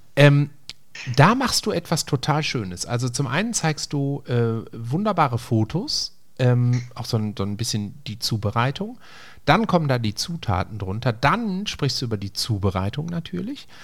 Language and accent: German; Essen, North Rhine-Westphalia, Germany; bei uns in Essen-Frintrop